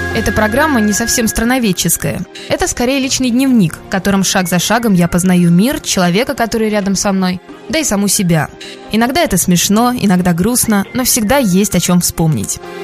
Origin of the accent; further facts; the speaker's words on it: Russia; мы из России